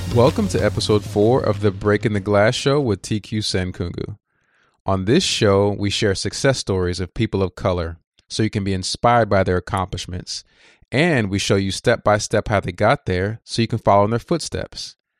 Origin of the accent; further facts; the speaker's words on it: Texas, United States; I'm from Texas